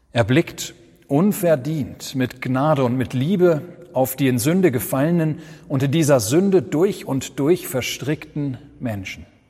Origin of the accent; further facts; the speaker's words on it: Germany; Wir sind als Deutsche